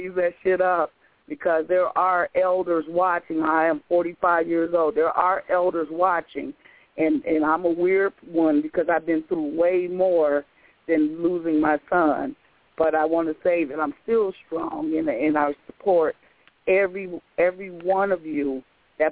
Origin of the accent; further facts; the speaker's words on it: Memphis, Tennessee, United States; I was born in 1968 in Memphis.